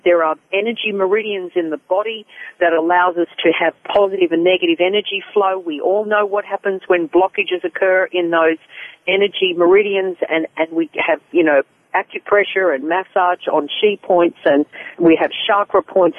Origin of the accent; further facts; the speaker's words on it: Australia; moved away; I'm an Australian